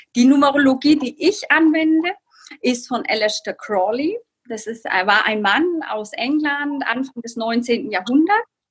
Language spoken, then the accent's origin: German; Bamberg, Bavaria, Germany; Ich komme aus Bamberg